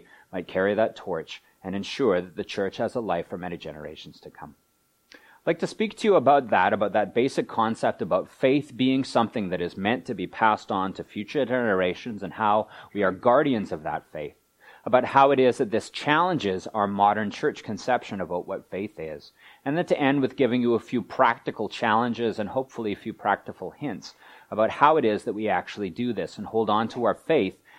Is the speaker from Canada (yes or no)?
yes; Vancouver, British Columbia, Canada; Vancouver's my hometown